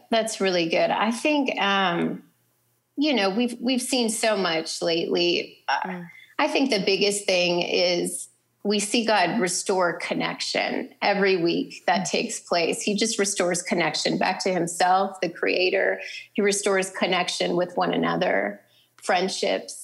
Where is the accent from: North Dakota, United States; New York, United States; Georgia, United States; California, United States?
North Dakota, United States; moved away; I'm originally from North Dakota, so you know, great people, wonderful accents.